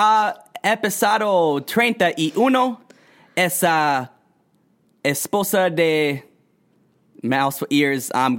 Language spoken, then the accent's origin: English; Texas, United States; We are from Texas, though.